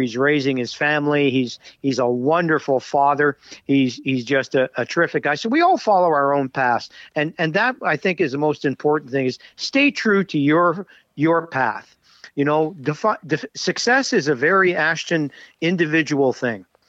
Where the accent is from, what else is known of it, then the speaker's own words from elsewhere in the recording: Montreal, Quebec, Canada; I grew up in Montreal